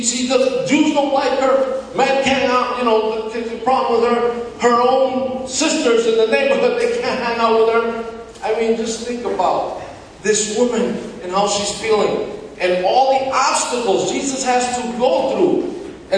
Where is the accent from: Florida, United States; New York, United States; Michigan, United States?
New York, United States; New York City; in the 70s when I grew up in Washington Heights in the Dominican